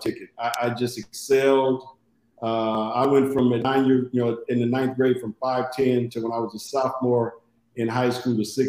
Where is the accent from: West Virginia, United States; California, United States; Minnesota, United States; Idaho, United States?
California, United States; Inglewood; growing up in Inglewood, I played every sport